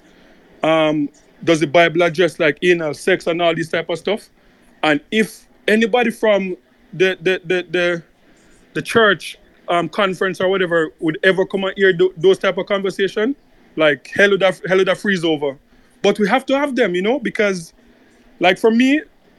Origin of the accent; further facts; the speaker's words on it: Jamaica; as a Jamaican